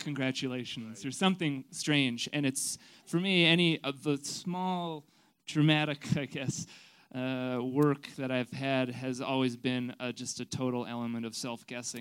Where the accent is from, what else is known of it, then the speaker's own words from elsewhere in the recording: Canada; Not only am I Canadian